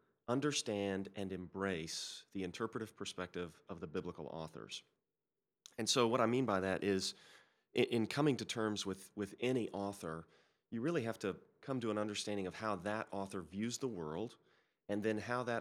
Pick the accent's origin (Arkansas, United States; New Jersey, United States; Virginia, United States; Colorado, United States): Arkansas, United States; My parents took us to church Sunday morning, Sunday night, Wednesday night. I grew up in Arkansas. My dad was a high school basketball coach, and we were always involved in our local church.